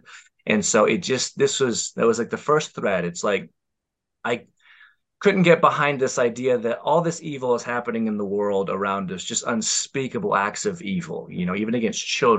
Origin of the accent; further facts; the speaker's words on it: Bountiful, Utah, United States; also born or lived in California / Minnesota; So I was born in California. Elementary school was in Orem, Utah. Middle school was in Minnesota. Very cold. Do not recommend. And then I came back to Utah, Bountiful area, for high school, and my family's been here ever since.